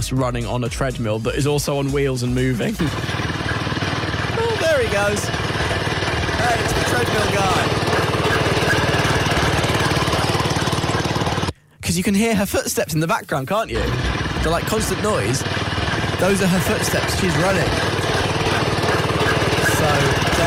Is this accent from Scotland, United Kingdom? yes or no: no; London, United Kingdom; I grew up in Northwest London